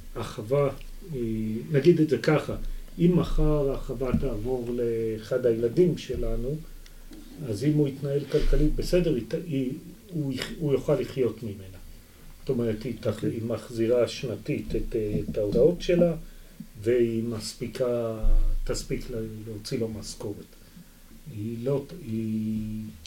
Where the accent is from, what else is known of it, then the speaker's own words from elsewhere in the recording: Israel; also born or lived in Kibbutz Yagur / Arava; נולדתי בקיבוץ, אבל גדלתי את רוב חיי במושב, ועבדתי בערבה בתור ילד